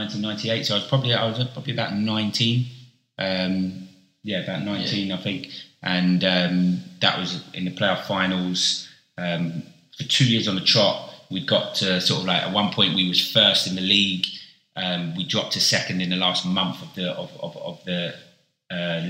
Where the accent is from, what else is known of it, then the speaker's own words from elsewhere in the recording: London, United Kingdom; moved away as an adult; also born or lived in Bristol; I'd been born and raised in London my whole life.